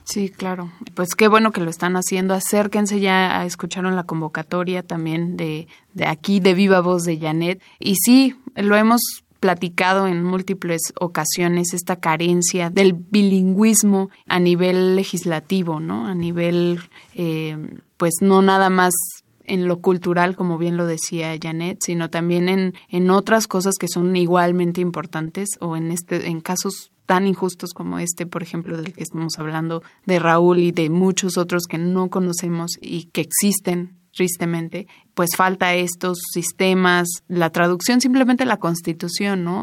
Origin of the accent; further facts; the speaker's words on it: Mexico; unirnos todos como mexicanos